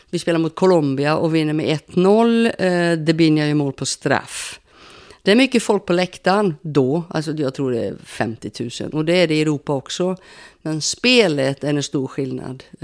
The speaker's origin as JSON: {"language": "Swedish", "country": "Sweden", "said": "Och som svensk då, jag håller ju, håller ju lite grann på Sverige såklart."}